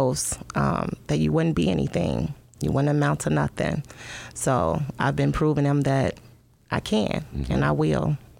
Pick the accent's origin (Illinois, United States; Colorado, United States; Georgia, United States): Illinois, United States; Chicago; I am from Chicago. My father is a West Sider. My mom is a South Sider. I've lived pretty much from house to house. I stayed on the South Side, the West Side, Naperville, Warrenville, Wheatonville, Glen Ellen.